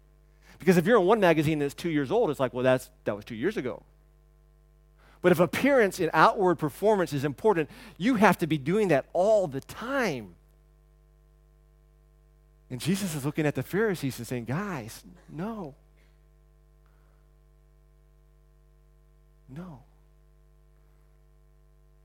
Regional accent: the South, United States; growing up in the South and you take your hat off and yes ma'am and no ma'am

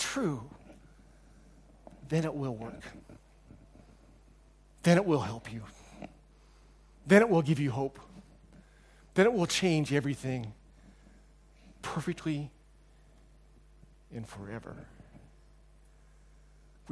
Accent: United States; moved away; When I was growing up in America

